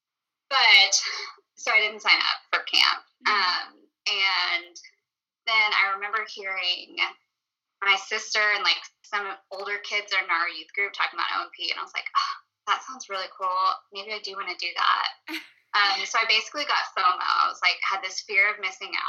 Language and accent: English; Conway, United States; I grew up in Conway